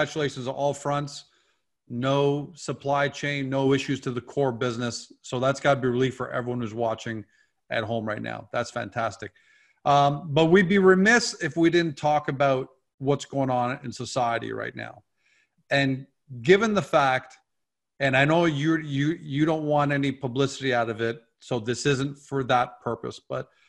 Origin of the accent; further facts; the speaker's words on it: Canada; I'm Canadian